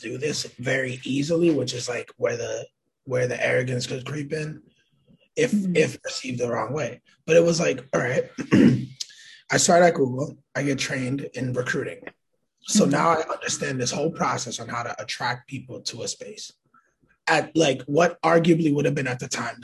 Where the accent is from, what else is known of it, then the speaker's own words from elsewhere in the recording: Lawrence, Massachusetts, United States; also born or lived in Manhattan, New York; now in Springfield, United States; I consider Springfield, Massachusetts home, although I was born in Manhattan, New York, and raised in Lawrence